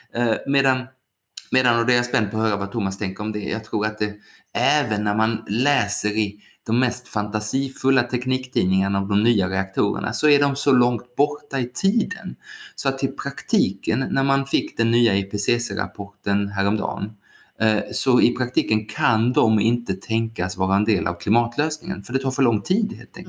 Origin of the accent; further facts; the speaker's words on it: Skåne, Sweden; när jag var liten och bodde i Skåne